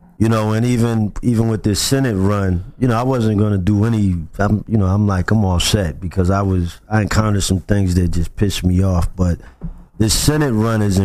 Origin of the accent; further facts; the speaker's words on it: Boston, Massachusetts, United States; I grew up in the South End